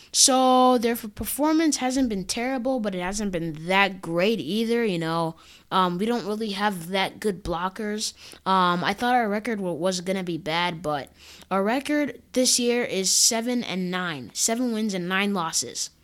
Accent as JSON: {"language": "English", "region": "Minnesota", "country": "United States", "tie": "born or raised there", "moved": "yes", "lives_now": "California, United States", "said": "I was born in Minnesota in a hospital called, called Regents Hospital"}